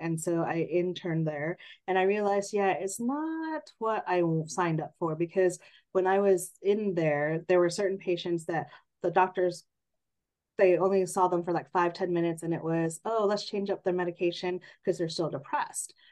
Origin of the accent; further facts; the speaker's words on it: San Jose, California, United States; also born or lived in Redlands, California / Bridgeport, Connecticut; I grew up in San Jose, the Bay Area, born and raised